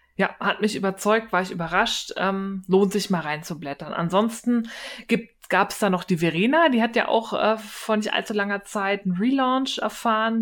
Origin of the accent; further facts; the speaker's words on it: Berlin, Germany; accent: Berlin; ich bin Berlinerin, wir können kein